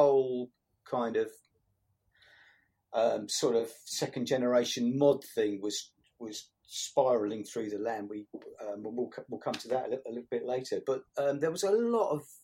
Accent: St Albans, East of England, United Kingdom; also born or lived in Woodside; I was born in St Albans. Obviously, sort of grew up here

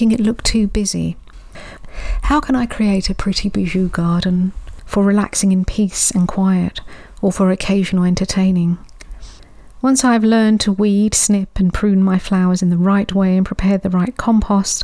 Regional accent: London, United Kingdom; Growing up in London, our local small city garden centre was always a place I'd escape

